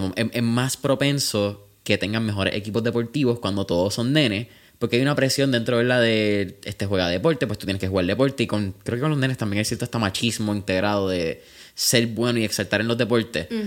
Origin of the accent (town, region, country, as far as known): Puerto Rico